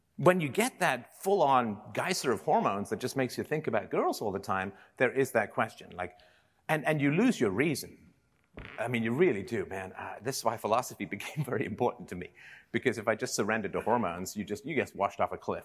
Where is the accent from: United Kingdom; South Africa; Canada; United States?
United Kingdom; England; I grew up in England in the seventies